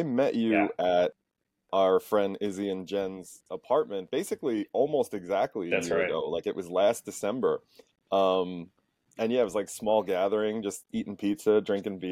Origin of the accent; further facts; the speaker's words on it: Valley Stream, New York, United States; also born or lived in Albany, New York; I was born and raised in Valley Stream. I've lived in Valley Stream sort of on and off my whole life.